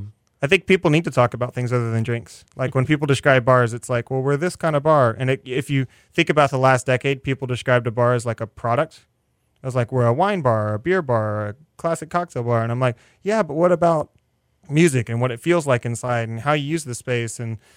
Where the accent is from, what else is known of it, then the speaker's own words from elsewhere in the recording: Northeast, United States; We're going to play this because I'm from the Northeast.